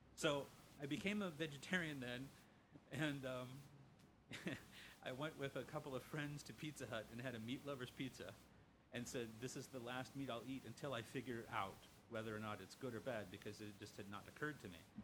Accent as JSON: {"language": "English", "town": "Lima", "region": "Ohio", "country": "United States", "tie": "born or raised there", "moved": "yes", "lives_now": "Chicago, United States", "said": "I grew up just a couple of miles from where he was born"}